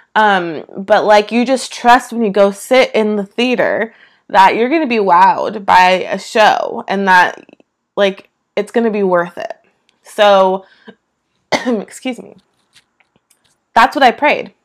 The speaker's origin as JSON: {"language": "English", "area": "East Bay, San Francisco Bay Area", "region": "California", "country": "United States", "tie": "born or raised there", "moved": "as an adult", "lives_now": "Georgia, United States", "said": "Never have lived anywhere besides California in my entire life. Never anywhere besides the East Bay in California specifically. I'm from the Bay Area."}